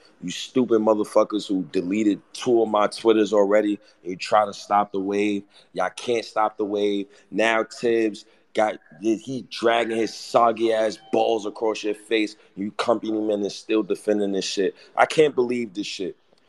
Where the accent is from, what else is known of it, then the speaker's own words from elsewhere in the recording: New York City, New York, United States; I'm from Harlem.